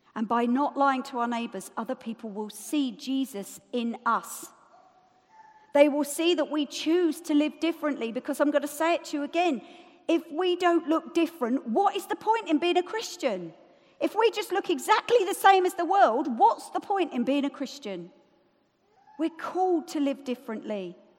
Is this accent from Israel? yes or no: no; United Kingdom; we're British